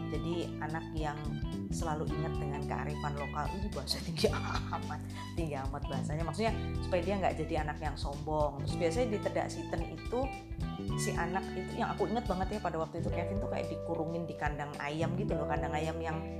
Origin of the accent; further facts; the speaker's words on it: Java, Indonesia; itu sebenarnya tradisi dari Jawa ya karena kebetulan aku juga orang Jawa